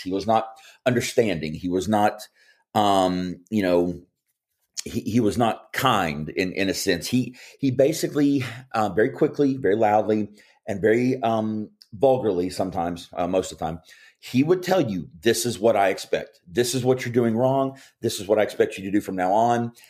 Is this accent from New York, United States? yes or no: no; Kentucky, United States; I grew up in Kentucky